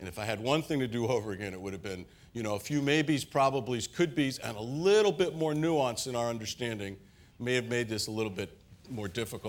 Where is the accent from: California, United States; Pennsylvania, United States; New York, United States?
New York, United States; Queens; Where I grew up in Queens, we used to talk like